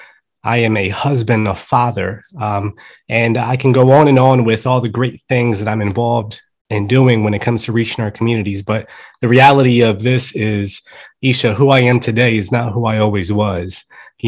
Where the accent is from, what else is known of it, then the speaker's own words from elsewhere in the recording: Atlantic City, New Jersey, United States; first language Spanish; English is a second language; also born or lived in Colombia; I'm a Jersey boy. I was born in Jersey, but I was raised in Colombia, South America